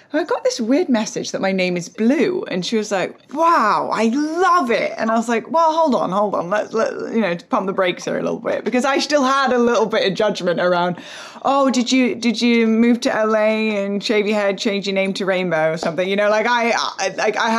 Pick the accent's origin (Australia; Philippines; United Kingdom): United Kingdom; England; moved away as an adult; also born or lived in United States; born and raised in England, and then going through like went to America